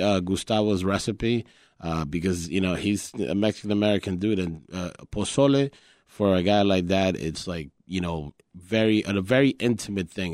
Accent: Colombia; English is a second language; also born or lived in New York; now in Chicago, United States; I was born in New York and, and my childhood was raised in Colombia. When I came to the U S, I didn't speak English

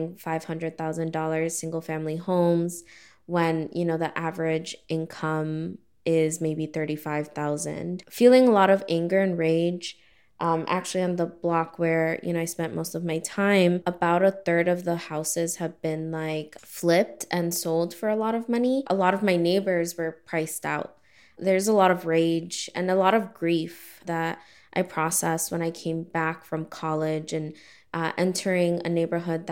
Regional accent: Chicago, Illinois, United States; also born or lived in Albany Park, Chicago / Irving Park, Chicago; I am from Chicago, Northwest Side. I grew up in Hermosa

